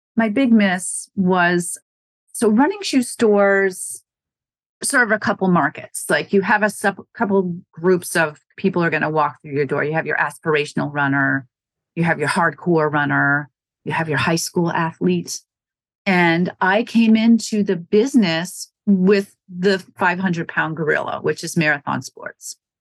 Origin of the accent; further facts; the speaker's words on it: Wisconsin, United States; also born or lived in Norwood, Massachusetts; now in Massachusetts, United States; I'm not from New England. I'm from Wisconsin. I'm from a small town